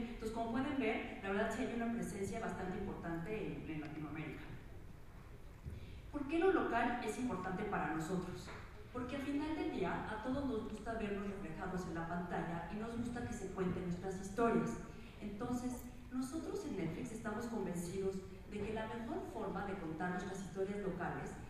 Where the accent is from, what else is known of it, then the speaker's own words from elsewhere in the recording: Mexico; yo soy mexicana